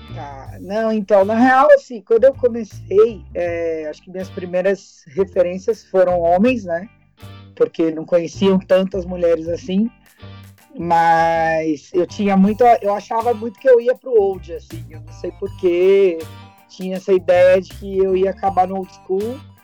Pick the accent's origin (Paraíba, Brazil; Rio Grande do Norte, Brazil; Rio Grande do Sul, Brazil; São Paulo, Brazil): São Paulo, Brazil; a gente veio da ZL, né? Zona Lost